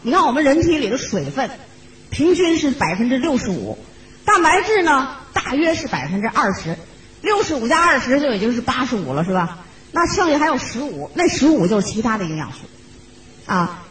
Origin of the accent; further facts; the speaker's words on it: China; also born or lived in Shenzhen; 像我们中国人